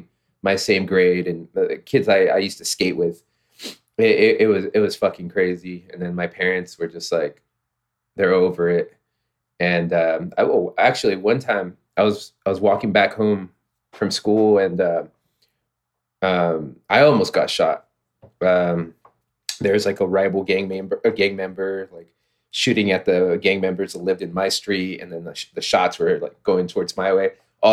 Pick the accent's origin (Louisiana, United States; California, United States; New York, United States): California, United States; Fontana; Yeah, I grew up in the city of Fontana, California.